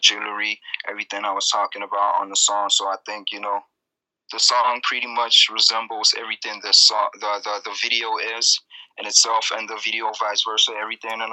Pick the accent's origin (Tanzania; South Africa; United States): South Africa; Growing up in South Africa as an artist was, you know, it was quite an experience